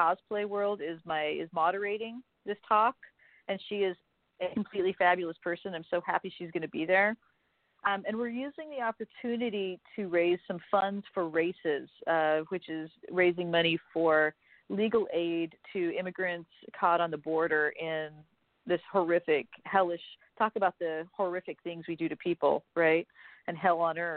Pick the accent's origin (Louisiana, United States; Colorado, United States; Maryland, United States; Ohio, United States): Colorado, United States; Denver; moved away; So Denver is my hometown, so I always go back to Denver.